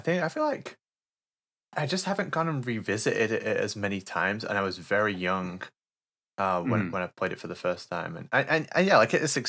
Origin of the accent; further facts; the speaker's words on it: United Kingdom; But I played it a year later because I'm unfortunately British, and we didn't get it till later.